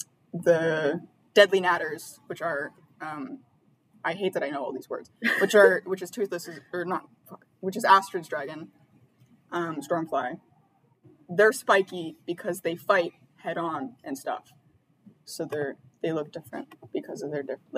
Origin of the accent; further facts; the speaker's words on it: United Kingdom; I am British.